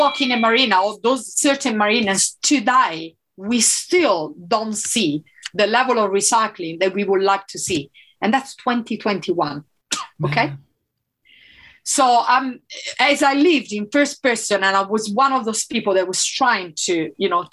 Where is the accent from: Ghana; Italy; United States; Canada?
Italy; first language Italian; English is a second language; moved away as an adult; I'm from Italy